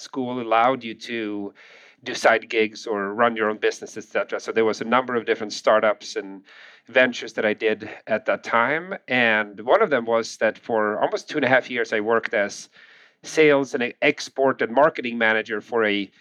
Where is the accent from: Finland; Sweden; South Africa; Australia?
Sweden; English is a second language; moved away as an adult; now in United States; I'm from Sweden, born and raised in Sweden, moved to the U.S., with my family